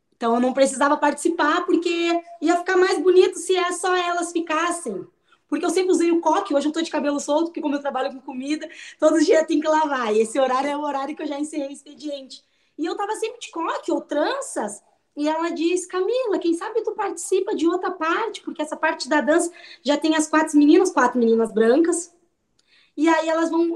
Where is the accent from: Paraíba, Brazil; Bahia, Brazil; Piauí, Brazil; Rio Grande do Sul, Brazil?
Rio Grande do Sul, Brazil; Pelotas; sou natural de Pelotas